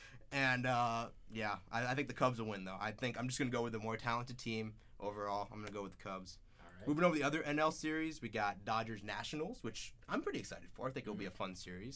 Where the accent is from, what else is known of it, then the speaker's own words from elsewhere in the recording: Bay Area, California, United States; I'm from the Bay Area